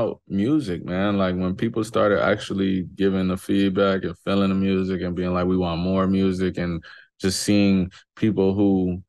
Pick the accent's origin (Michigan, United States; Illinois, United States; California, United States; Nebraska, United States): Illinois, United States; Chicago; I'm from Chicago for sure.